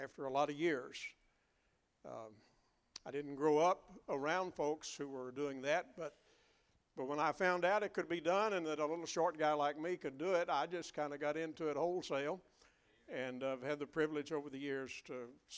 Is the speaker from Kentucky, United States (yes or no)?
yes; Western Kentucky, United States; growing up in Western Kentucky